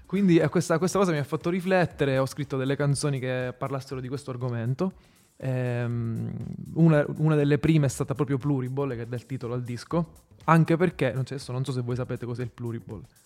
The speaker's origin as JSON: {"language": "Italian", "region": "Sicily", "country": "Italy", "moved": "as an adult", "lives_now": "Rome, Italy", "said": "Io stesso sono un fuori sede, sono siciliano, vivo ormai a Roma da sei anni"}